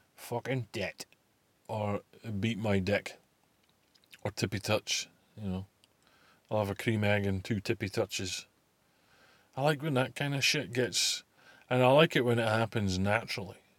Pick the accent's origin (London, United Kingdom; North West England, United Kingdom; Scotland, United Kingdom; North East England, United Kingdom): Scotland, United Kingdom; also born or lived in Buckie; fit like is a phrase I'm well familiar with, being Scottish